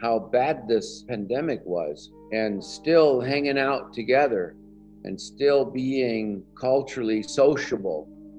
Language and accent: English; United States; I live in Northwest New Mexico. I am Native American. I'm Navajo. I grew up on the reservation. I was born in 1954.